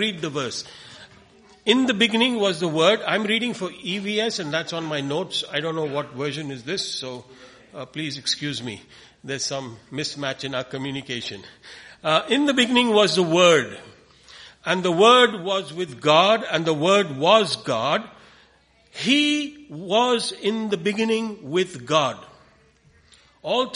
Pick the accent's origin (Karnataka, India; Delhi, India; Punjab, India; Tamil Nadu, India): Tamil Nadu, India; Coimbatore; we come from India, a place called Coimbatore, which is in southern India